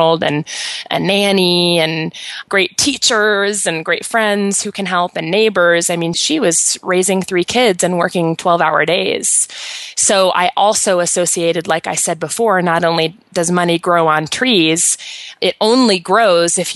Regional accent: Colorado, United States; also born or lived in East Coast; I moved back from the East Coast to Colorado, which is where I'm from

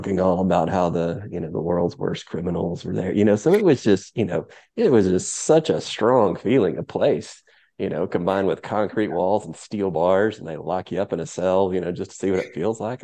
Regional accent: Chattanooga, Tennessee, United States; growing up in Chattanooga

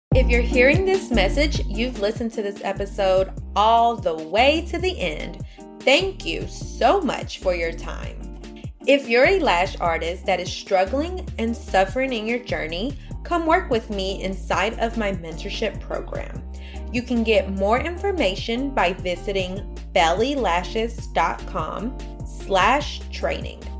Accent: Mexico; also born or lived in North Carolina; now in United States; Growing up in Mexico, my family was very middle class

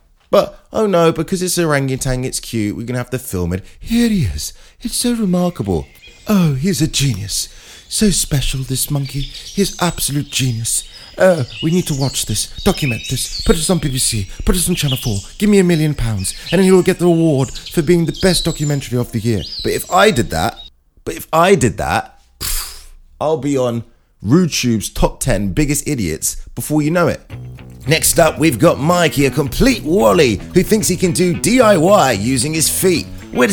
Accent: Brooklyn, New York, United States; now in London, United Kingdom; Hey, I'm from Brooklyn

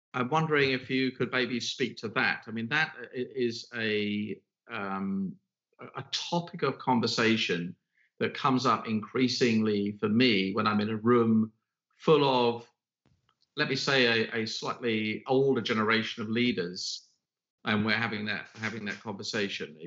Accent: United Kingdom; now in London, United Kingdom; I am a Brit, we are in London

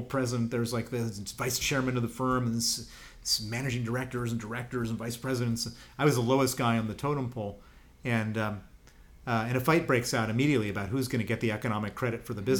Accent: Chicago, Illinois, United States; moved away; I grew up in Chicago

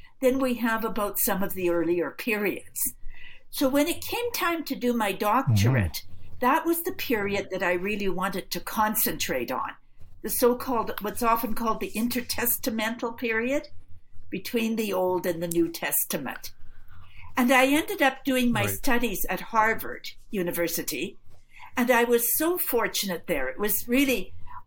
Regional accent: Edmonton, Alberta, Canada; moved away; also born or lived in Toronto; I grew up in Edmonton

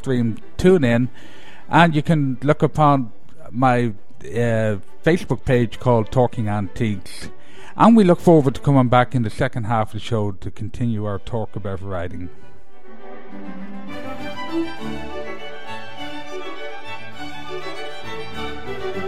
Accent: Ireland; moved away; being Irish

